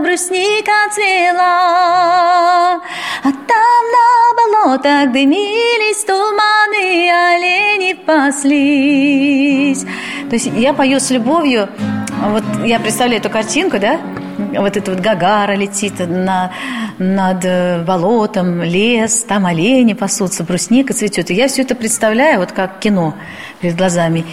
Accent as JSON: {"language": "Russian", "region": "Saint Petersburg", "country": "Russia", "tie": "born or raised there", "said": "Я коренной житель Петербурга. Родилась когда-то, это был Ленинград"}